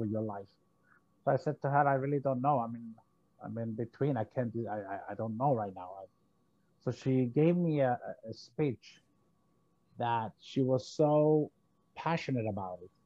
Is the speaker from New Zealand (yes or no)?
no; Cyprus; moved away as an adult; now in Florida, United States; I came from Cyprus. I'm a Greek, of a Greek nationality. I came to the States in 1981. And at the time, coming from a small island